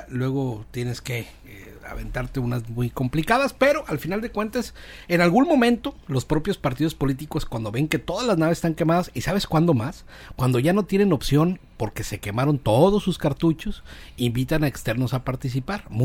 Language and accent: Spanish; Mazatlán, Sinaloa, Mexico; soy de Mazatlán, pero pues ya. Estoy participando. Yo soy mazatleco